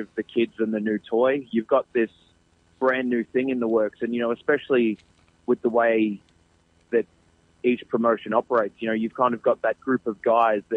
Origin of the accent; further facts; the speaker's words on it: Geelong, Victoria, Australia; it's my hometown. It's where I live